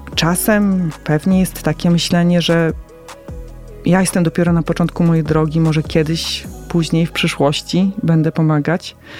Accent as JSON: {"language": "Polish", "country": "Poland", "tie": "born or raised there", "said": "urodziłam się w Polsce"}